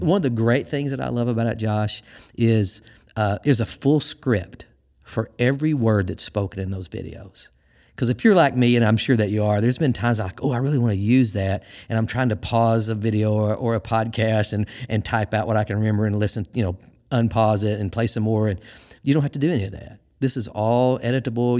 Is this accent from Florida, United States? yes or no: no; Missouri, United States; moved away as an adult; also born or lived in Arkansas; now in Michigan, United States; I'm from Missouri my whole life, and I spent some time in Arkansas. And I moved to Michigan.